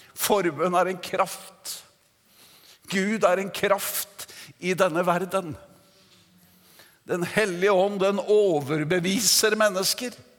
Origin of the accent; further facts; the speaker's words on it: Notodden, Vestfold og Telemark, Norway; Jeg kom jo fra Notodden og oppvokste i Metodistkirken